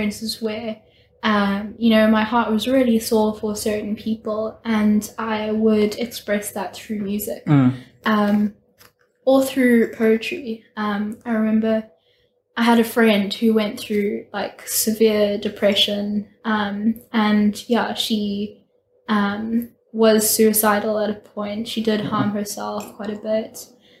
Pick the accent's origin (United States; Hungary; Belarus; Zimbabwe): Zimbabwe; moved away as an adult; I'm from Zimbabwe. I went to Chizzy. I'm a Chizzy girl